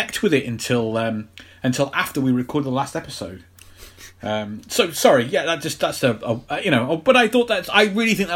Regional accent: United Kingdom; being British

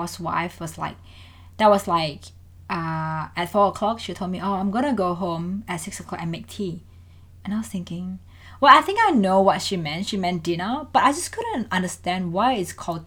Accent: Indonesia; English is a second language; also born or lived in Melbourne, Australia; now in Australia; I'm from Indonesia

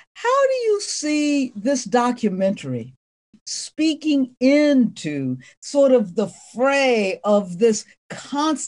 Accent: Ohio, United States; I'm from Ohio

